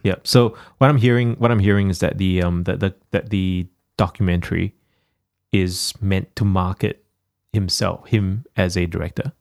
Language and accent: English; Singapore; now in Australia; the country where I was born in Singapore